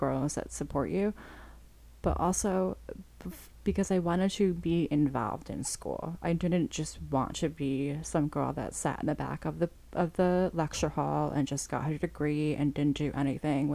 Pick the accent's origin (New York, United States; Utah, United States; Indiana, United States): New York, United States; Long Island; I grew up on Long Island